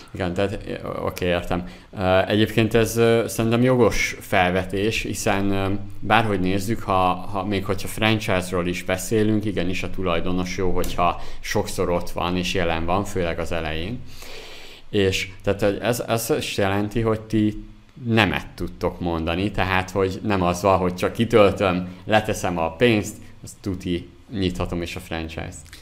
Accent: Zala, Hungary; én zalai vagyok, zalából származom

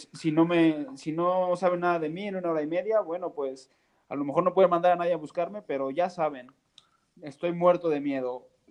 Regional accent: Mexico; Yo como mexicano

